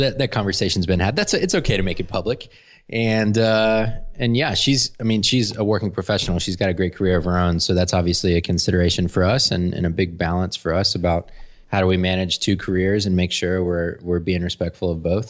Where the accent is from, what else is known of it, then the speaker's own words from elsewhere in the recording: Atlanta, Georgia, United States; also born or lived in Florida; I was born in Florida, and then I've lived in Atlanta for my whole life, basically. I moved here when I was five, and I've been here ever since